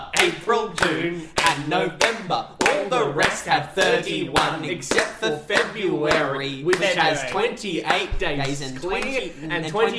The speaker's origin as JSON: {"language": "English", "town": "Brisbane", "region": "Queensland", "country": "Australia", "said": "That's what most people say when I say I'm from Brisbane."}